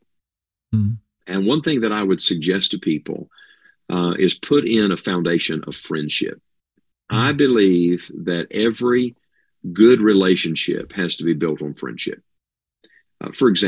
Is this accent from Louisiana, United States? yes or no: no; West Virginia, United States; moved away as an adult; also born or lived in Tennessee; I am in wild and wonderful West Virginia right now. This is my home where I was born and raised